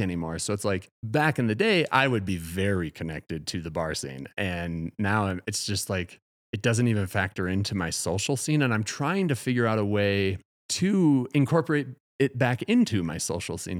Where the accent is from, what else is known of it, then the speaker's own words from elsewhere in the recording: Madison, Wisconsin, United States; moved away as an adult; now in Colorado, United States; since moving to Colorado, I'm from Wisconsin